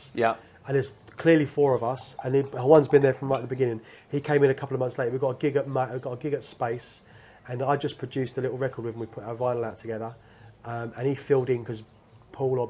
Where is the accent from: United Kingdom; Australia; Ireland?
United Kingdom; London; moved away as an adult; growing up in London